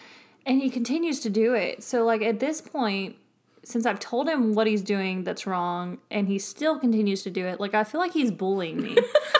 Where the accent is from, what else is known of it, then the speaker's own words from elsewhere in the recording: the South, United States; I'm going to just do like I've always done growing up in the South, and I'll pray on it.